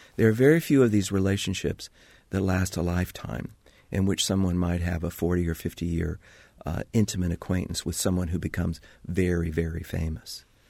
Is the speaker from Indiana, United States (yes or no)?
yes; Indiana, United States; I was from Indiana